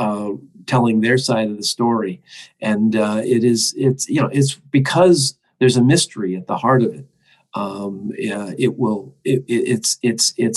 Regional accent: United States; for me as an American

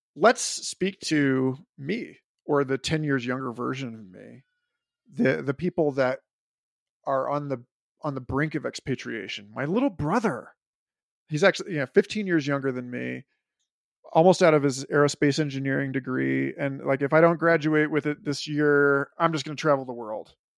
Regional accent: New York City, New York, United States; as a New Yorker

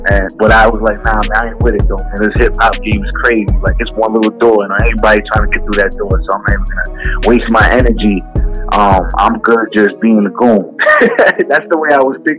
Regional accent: Jersey City, New Jersey, United States; also born or lived in West New York, New Jersey; I was grew up in Hudson County, New Jersey, born and raised in Jersey City

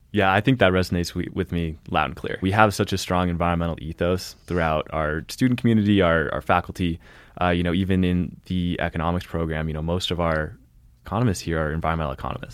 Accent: Olympia, Washington, United States; moved away as an adult; also born or lived in Boston; now in Montana, United States; I was born in Boston, uh, where my parents were at grad school and then had some jobs and, uh, grew up mostly in Olympia, Washington

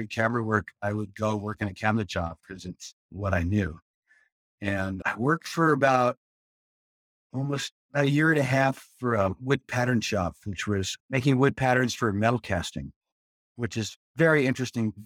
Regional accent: Morris County, New Jersey, United States; moved away as an adult; also born or lived in San Francisco / East Bay; now in Sebastopol, United States; I grew up in New Jersey, right on the edge of rural and suburban New Jersey

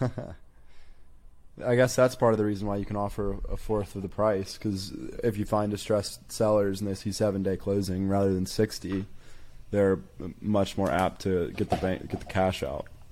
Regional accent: Birmingham, Alabama, United States; now in Tuscaloosa, United States; I'm in Tuscaloosa, Alabama, born and raised in Birmingham, Alabama

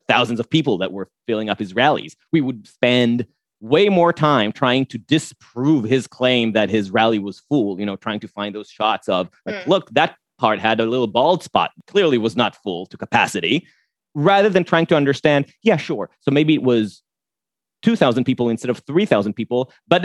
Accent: Jerusalem, Jerusalem District, Israel; now in New York, United States; I was born in New York. My parents met at NYU and I was born here. But my mom is Israeli and they separated at a pretty young age. I grew up with her and my grandparents in a lovely neighborhood in Jerusalem

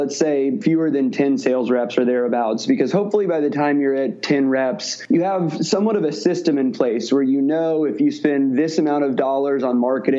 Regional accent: Midwest, United States; moved away as an adult; also born or lived in Missouri; now in Bay Area, United States; I'm from the Midwest and went to the University of Missouri

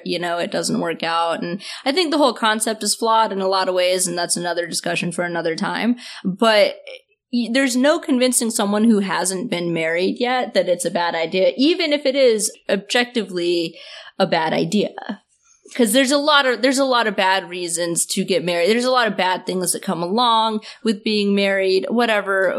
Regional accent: the South, United States; I'm from the South

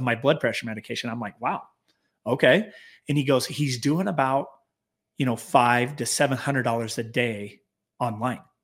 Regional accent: Clearfield, Utah, United States; we were basically born and raised in Clearfield, Utah, just south uh, north of Salt Lake City

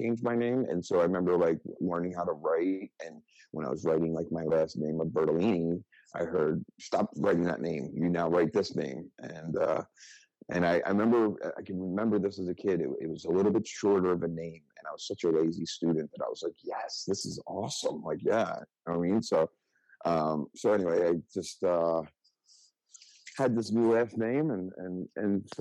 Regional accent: Philadelphia, Pennsylvania, United States; Originally from Philadelphia, born and raised there in South Philly and Southwest Philly, two different neighborhoods.

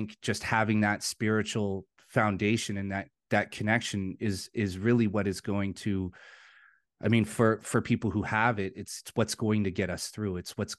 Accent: Vancouver, British Columbia, Canada; I grew up in Vancouver.

